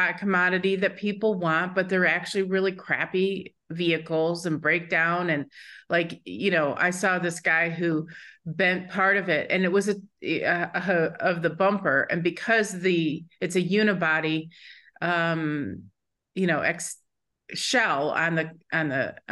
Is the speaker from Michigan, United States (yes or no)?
yes; Michigan, United States; I grew up in Michigan